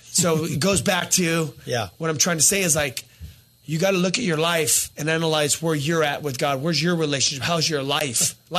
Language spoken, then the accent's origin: English; Azusa, California, United States; I remember growing up in the neighborhood we grew up in Azusa.